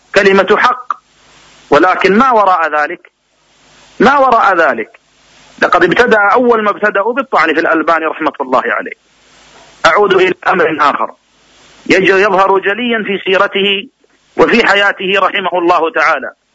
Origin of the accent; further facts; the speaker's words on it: Riyadh, Riyadh Province, Saudi Arabia; عندنا في الرياض